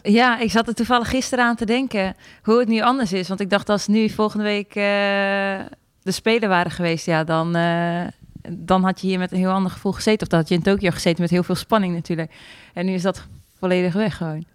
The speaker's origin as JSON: {"language": "Dutch", "region": "Friesland", "country": "Netherlands", "said": "ik kom natuurlijk uit Friesland, dus we gingen altijd naar de Sneekweek"}